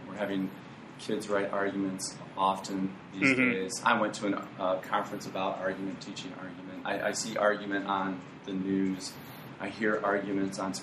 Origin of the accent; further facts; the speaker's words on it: Ann Arbor, Michigan, United States; I was born in Ann Arbor.